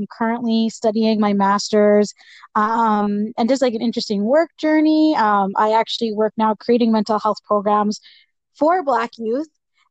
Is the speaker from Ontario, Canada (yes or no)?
no; Edmonton, Alberta, Canada; I was born and raised in Edmonton.